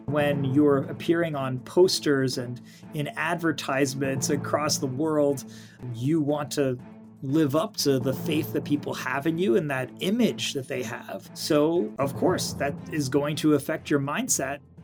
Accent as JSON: {"language": "English", "town": "New York City", "region": "New York", "country": "United States", "tie": "born or raised there", "said": "I grew up in New York City"}